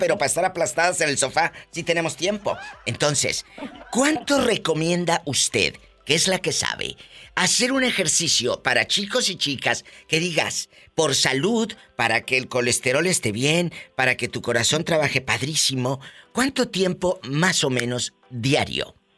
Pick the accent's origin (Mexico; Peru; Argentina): Mexico; Tamaulipas; desde mi estado querido Tamaulipas, mi tierra